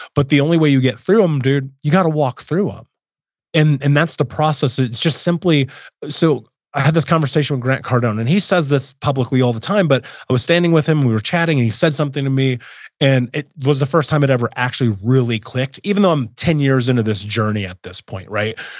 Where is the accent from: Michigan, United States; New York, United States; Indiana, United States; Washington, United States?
Indiana, United States; Indianapolis; I grew up in Indianapolis, in America, in the nineties, well, eighties and nineties.